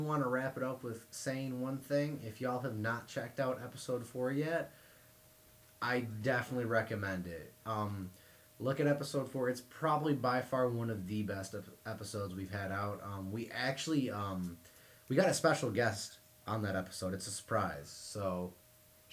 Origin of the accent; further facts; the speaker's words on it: Detroit, Michigan, United States; being from, you know, Michigan, Metro Detroit area